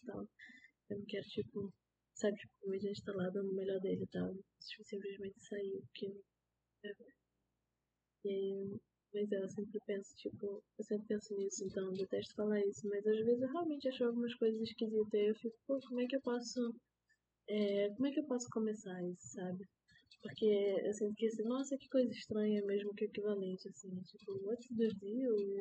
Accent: Manaus, Amazonas, Brazil; now in Rio de Janeiro, Brazil; eu sou de Manaus

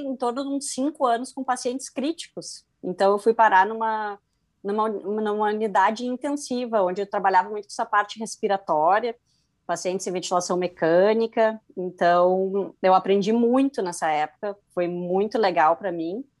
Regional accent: Rio Grande do Sul, Brazil; me formei em 2005 pela PUC, aqui do Rio Grande do Sul, sou gaúcha

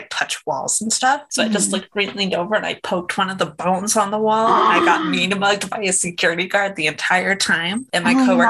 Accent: United States; as an American

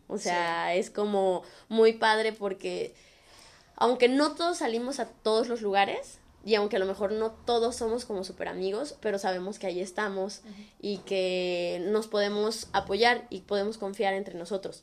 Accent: Guadalajara, Jalisco, Mexico; moved away as an adult; now in Canada; los latinos o así como mexicanos

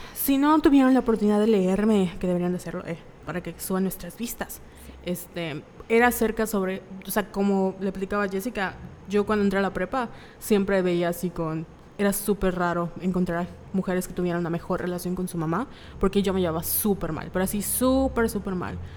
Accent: Mexico; la cultura como mexicana

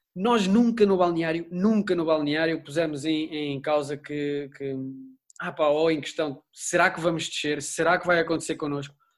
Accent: Lisbon, Portugal; eu sou alfacinha

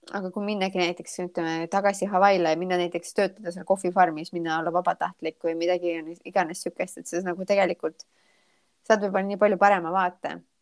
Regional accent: Estonia; moved away as an adult; now in Charleston, United States; ma olen vaata Eestist eemal

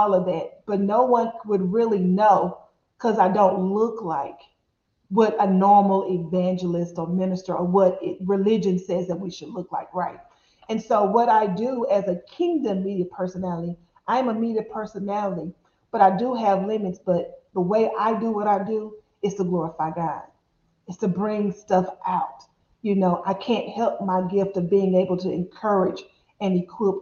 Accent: Dallas, Texas, United States; I'm born and raised in Dallas, Texas

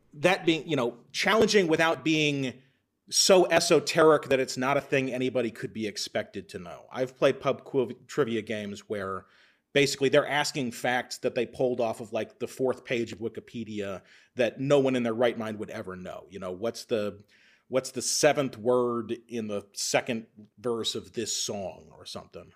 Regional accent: Texas, United States; moved away as an adult; now in Minnesota, United States; I'm actually from Texas originally

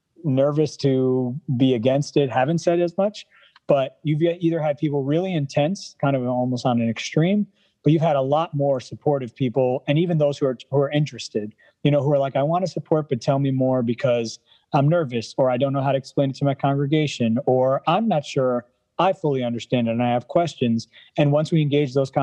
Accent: New York City, New York, United States; being in the Bronx, being a New Yorker, and kind of growing up in Lutheranism out here

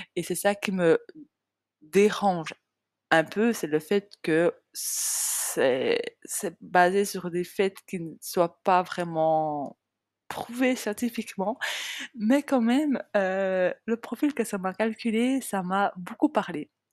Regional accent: small village in the Jura mountains, Switzerland; now in Biel/Bienne, Switzerland; j'ai grandi dans un tout petit village euh, de entre 40 et 60 habitants. Euh, c'est un petit village qui est, j'allais dire dans les montagnes. Enfin, c'est pas vraiment dans les montagnes, mais c'est dans le massif jurassien

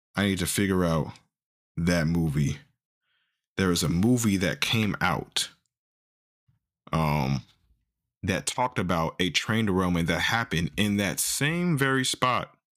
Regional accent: Missouri, United States; I'm from Missouri.

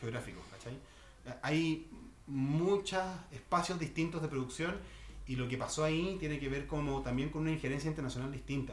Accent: Chile; now in Berlin, Germany; nosotros como chilenas y chilenos

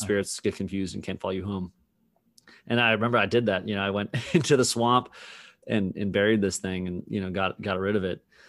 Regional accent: Massachusetts, United States; growing up in Massachusetts

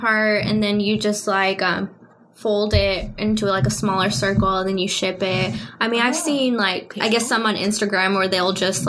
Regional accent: Lorenzo, Texas, United States; I lived in a really small town about 20 minutes away from there called Lorenzo

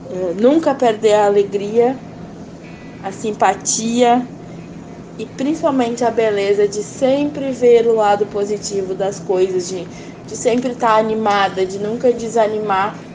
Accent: Novo Hamburgo, Rio Grande do Sul, Brazil; sou aqui de Novo Hamburgo.

